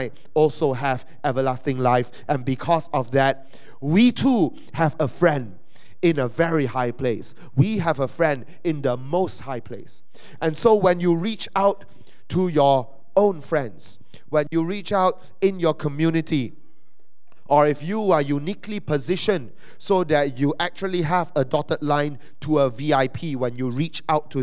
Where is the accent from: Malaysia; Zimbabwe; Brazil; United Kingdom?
Malaysia; as a Malaysian citizen